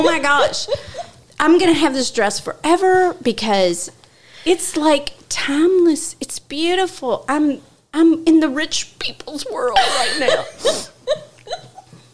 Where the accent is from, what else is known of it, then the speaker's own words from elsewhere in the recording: Louisville, Kentucky, United States; In Louisville, in my hometown